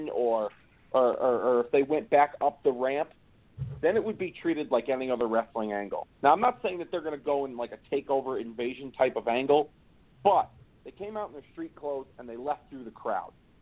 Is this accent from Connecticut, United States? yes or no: yes; Hartford, Connecticut, United States; my hometown of Hartford, Connecticut